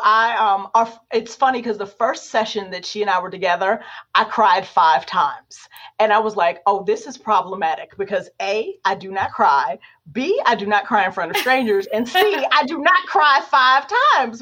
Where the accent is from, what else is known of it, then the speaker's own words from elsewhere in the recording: Warren, Ohio, United States; moved away; I'm just a kid from Warren, Ohio. We don't become professors at the University of Notre Dame.